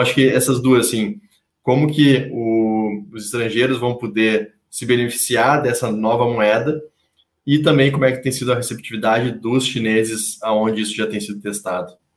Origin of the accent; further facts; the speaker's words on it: Rio Grande do Sul, Brazil; now in São Paulo, Brazil; eu que sou gaúcho e os meus conterrâneos gaúchos aqui